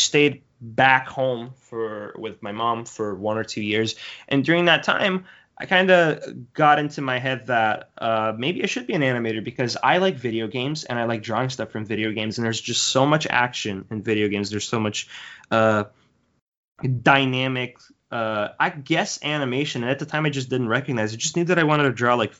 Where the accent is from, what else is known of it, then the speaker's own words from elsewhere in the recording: Brazil; now in Canada; I come from Brazil. I was born and raised there. We moved around in Brazil a lot, but that's where I originally hail from.